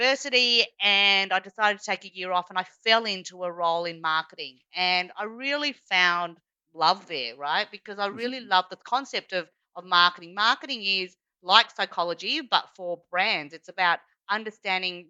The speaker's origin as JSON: {"language": "English", "country": "Australia", "tie": "born or raised there", "accent": "Australian", "said": "I am Chinese by background, although born here as per my Australian accent"}